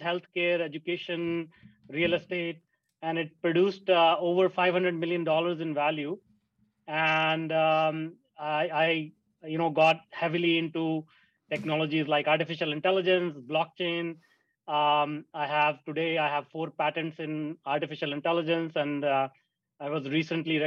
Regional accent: India; moved away; I grew up in India, a small town in India

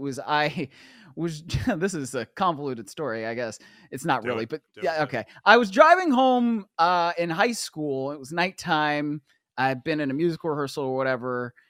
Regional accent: Cleveland, Ohio, United States; growing up in Cleveland with the snow, my mom wanted to make sure I was going to be safe

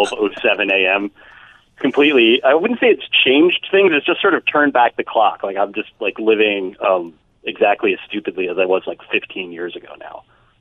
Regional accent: Bergen County, New Jersey, United States; there was a guy in Bergen County, New Jersey, where I grew up

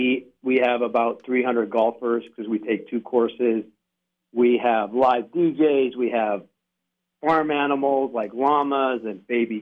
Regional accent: Victoria, British Columbia, Canada; Western Canada, Victoria, British Columbia.

